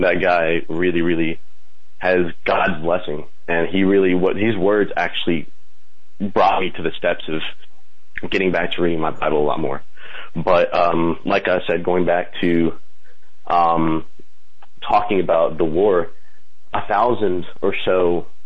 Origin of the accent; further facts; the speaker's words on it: Colombia; now in Kentucky, United States; I was born in Columbia. I was raised by my aunt, who is very Catholic